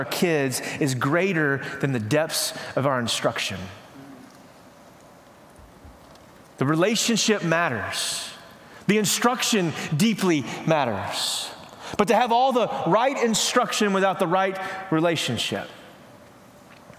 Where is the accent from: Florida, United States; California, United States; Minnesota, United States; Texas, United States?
Texas, United States; East; growing up in East Texas, going out to my mama and papa's house